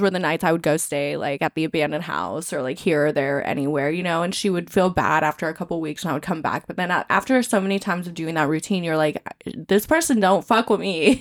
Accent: California, United States; moved away; I grew up in California

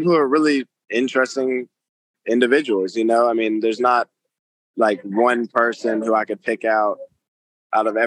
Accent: United States; I'm from America

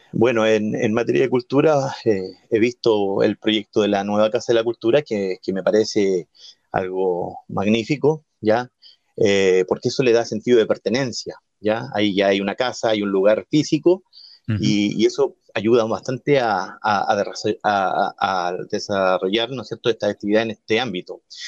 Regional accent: Mulchén, Biobío, Chile; moved away as an adult; now in Nacimiento, Chile; yo soy oriundo de la comuna de Mulchen

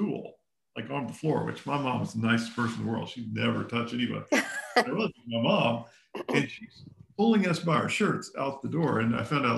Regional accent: the South, United States; also born or lived in Texas / Kentucky; I grew up in the South

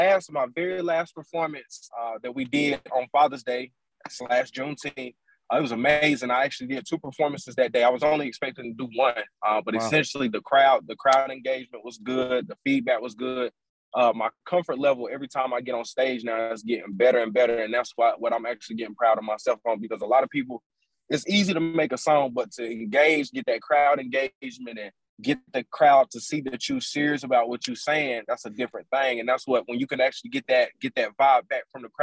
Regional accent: Gastonia, North Carolina, United States; Gastonia, North Carolina.

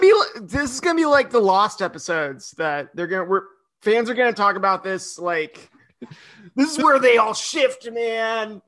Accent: Idaho, United States; I grew up in Idaho

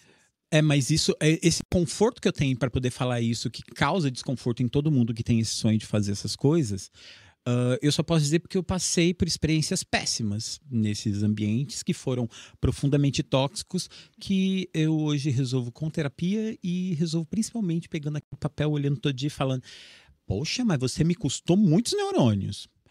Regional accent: Assis, São Paulo, Brazil; daqui de Assis, que eu era, sou de Assis

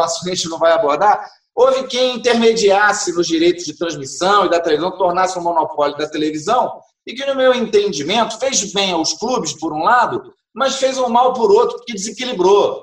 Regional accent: Brazil; a gente, como é brasileiro

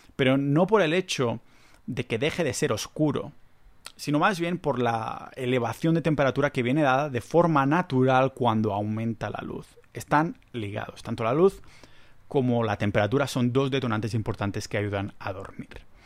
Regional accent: Spain; soy español

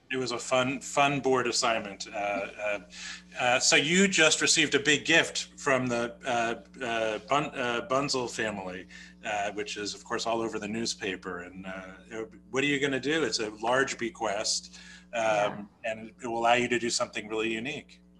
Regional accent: New Jersey, United States; accent: New Jersey; my New Jersey accent

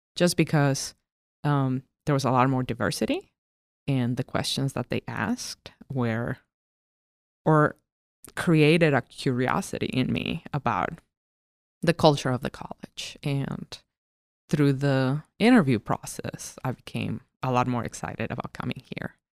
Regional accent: Cochabamba, Bolivia; also born or lived in La Paz, Bolivia; I lived in the middle of the country. It is called Cochabamba. That is my hometown.

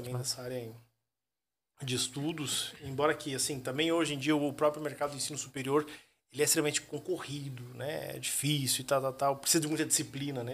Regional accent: Curitiba, Paraná, Brazil; moved away as an adult; now in Joinville, Brazil; Curitiba. Eu sou Curitiba. curitibano, né? Eu sou curitibano. Eu tô desde 2013 três aqui em, Joinville.

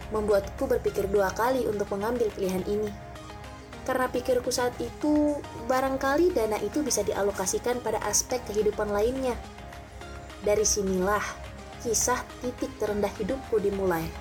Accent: East Kalimantan, Indonesia; now in Malang, Indonesia; Aku dari Kalimantan Timur dan saat ini sedang menempuh pendidikan di Universitas Islam Negeri Maulana Malik Ibrahim Malang

